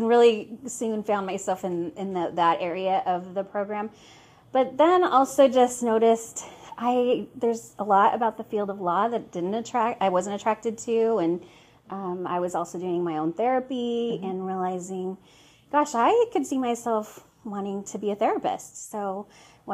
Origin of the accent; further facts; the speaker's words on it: Seattle, Washington, United States; I'm from Seattle